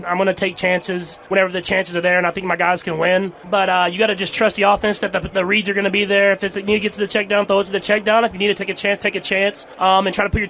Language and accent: English; Texas, United States; I'm from Texas